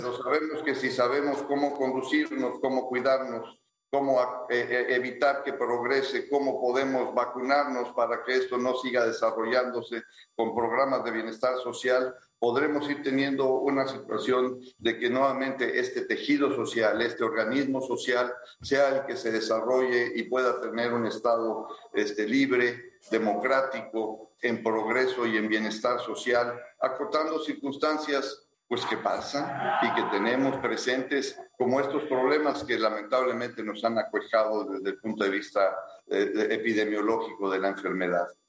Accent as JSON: {"language": "Spanish", "town": "Ciudad Victoria", "region": "Tamaulipas", "country": "Mexico", "tie": "born or raised there", "said": "los dos nacimos en Ciudad Victoria"}